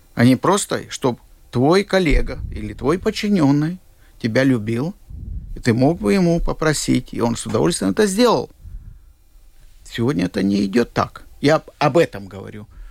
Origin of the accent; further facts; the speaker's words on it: Siberia, Russia; now in Latvia; Я был в Сибири, я действительно родился в Сибири